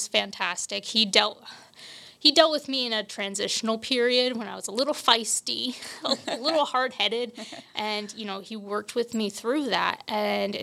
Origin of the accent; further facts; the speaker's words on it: Bucks County, Pennsylvania, United States; I grew up in Bucks County, Pennsylvania